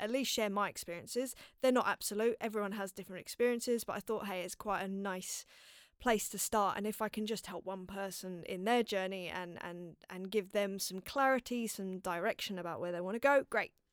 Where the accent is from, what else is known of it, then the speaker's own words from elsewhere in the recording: London, United Kingdom; growing up in North London and, uh, in a place called Palmer's Green